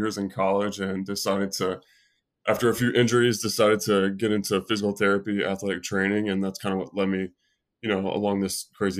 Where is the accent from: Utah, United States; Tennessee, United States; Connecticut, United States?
Tennessee, United States; So I grew up in Tennessee.